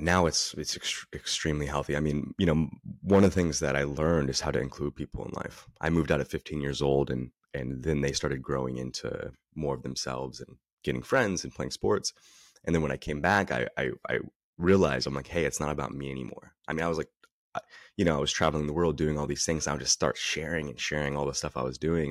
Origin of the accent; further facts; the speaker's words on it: Northern California, United States; also born or lived in Dallas, Texas; I'm born in Texas, raised in Northern California